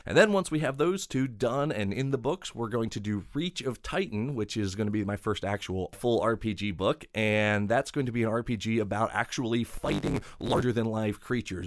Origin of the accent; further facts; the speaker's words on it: Maryland, United States; now in Ohio, United States; I'm originally from Maryland